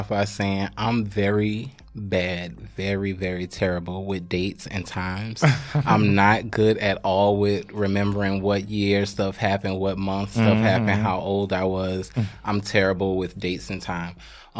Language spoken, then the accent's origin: English; Queens, New York, United States; also born or lived in South Carolina; So I'm originally from New York, but I grew up between New York and South Carolina. I'm originally from Queens, live in the Bronx currently.